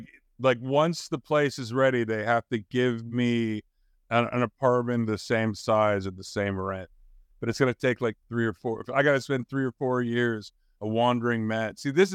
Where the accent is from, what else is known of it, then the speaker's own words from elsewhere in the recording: Canada; I'm a Canadian.